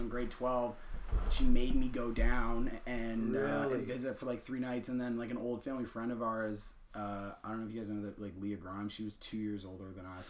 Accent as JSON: {"language": "English", "area": "an hour north of Kingston", "region": "Ontario", "country": "Canada", "tie": "born or raised there", "moved": "as an adult", "lives_now": "Antigonish, Canada", "said": "So I'm from Kingston, Ontario, Limestone City. I was born and raised actually like an hour north of there, so I'm from the country and stuff"}